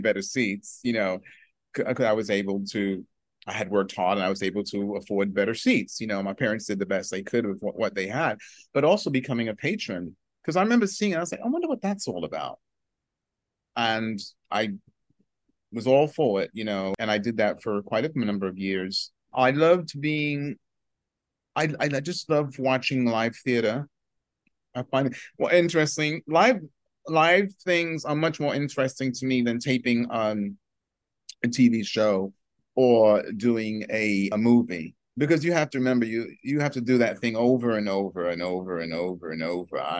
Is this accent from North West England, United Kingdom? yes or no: no; London, United Kingdom; moved away; the same area I grew up in England, which is an area called Tottenham